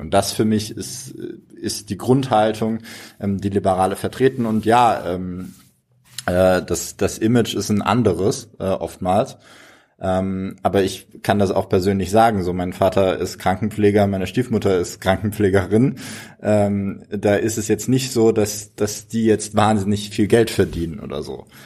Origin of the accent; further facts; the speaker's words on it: Freiburg, Baden-Württemberg, Germany; now in Heidelberg, Germany; ich komme aus Freiburg